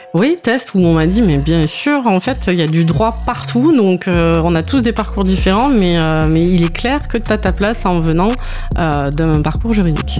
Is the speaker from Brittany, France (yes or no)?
no; Sète, Occitania, France; also born or lived in Montpellier; Je suis originaire de Sète